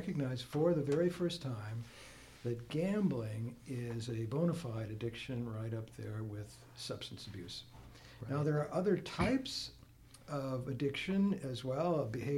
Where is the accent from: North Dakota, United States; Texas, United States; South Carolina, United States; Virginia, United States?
North Dakota, United States; small town near Fargo; moved away as an adult; also born or lived in Washington, D.C. / Pennsylvania; now in Wisconsin, United States; I grew up in North Dakota, not far from home, small town near Fargo